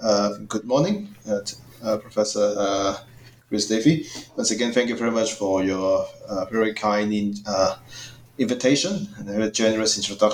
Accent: Hong Kong; moved away as an adult; also born or lived in Queensland, Australia; now in Dhaka, Bangladesh; And I was born and raised in Hong Kong originally.

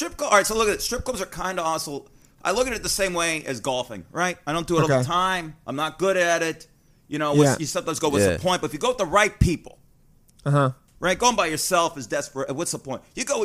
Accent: Las Vegas, Nevada, United States; moved away as an adult; I grew up in Vegas.

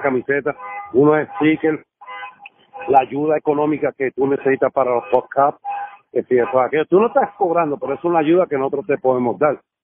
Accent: Puerto Rico; moved away as an adult; now in New Jersey, United States; como boricua

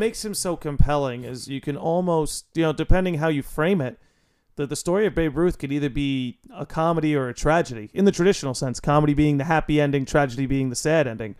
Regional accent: New York, United States; I am a New Yorker

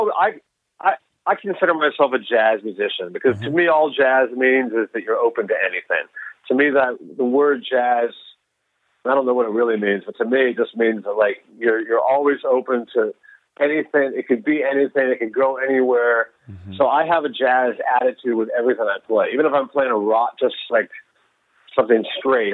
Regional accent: Texas, United States; I grew up in Texas

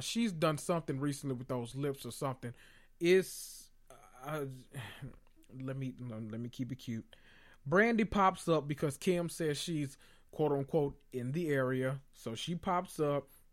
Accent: the South, United States; I'm from the South

